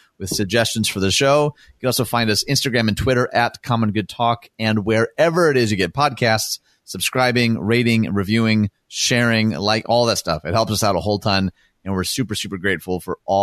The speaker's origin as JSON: {"language": "English", "region": "Michigan", "country": "United States", "tie": "born or raised there", "said": "my home state of Michigan"}